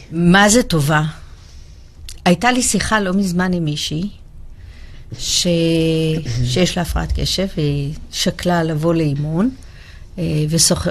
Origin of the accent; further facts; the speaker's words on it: Israel; אנחנו ישראלים